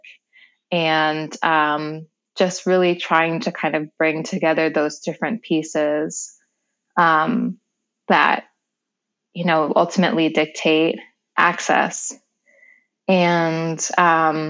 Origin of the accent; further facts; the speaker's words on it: New York, United States; also born or lived in Seattle, Washington; I was raised in New York